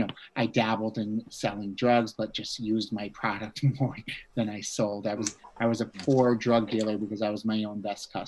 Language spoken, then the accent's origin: English; Bridgeport, Connecticut, United States; I grew up in a town called Bridgeport, Connecticut